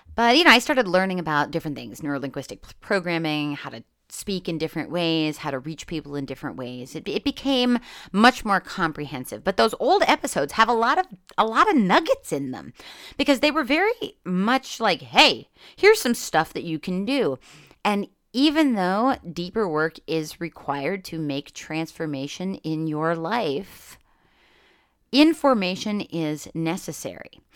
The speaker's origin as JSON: {"language": "English", "region": "Northeast Pennsylvania", "country": "United States", "tie": "born or raised there", "said": "growing up in Northeast Pennsylvania"}